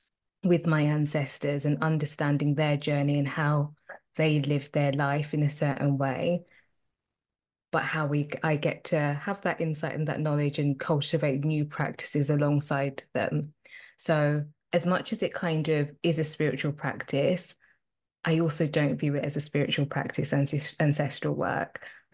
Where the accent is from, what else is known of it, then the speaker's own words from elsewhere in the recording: Zimbabwe; also born or lived in South Africa; I'm Zimbabwean and I'm South African. If you kind of do the maths, my parents were around during the apartheid regime. You know, they lived through the apartheid.